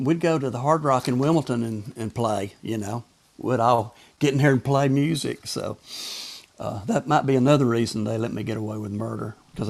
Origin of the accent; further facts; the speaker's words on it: the South, United States; accent: Southern; they give me a hard time with my Southern accent, you know.